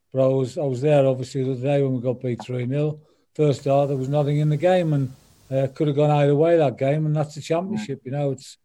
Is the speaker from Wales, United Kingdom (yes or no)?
no; Sunderland, North East England, United Kingdom; moved away; Yeah, I'm from Sunderland. I'm a Sunderland fan. Always will be. That's where I was born and bred